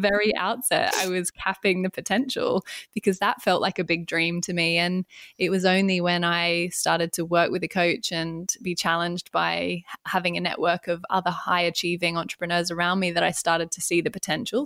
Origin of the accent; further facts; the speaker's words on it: Australia; moved away as an adult; now in London, United Kingdom; I am Australian and I moved to the U K seven years ago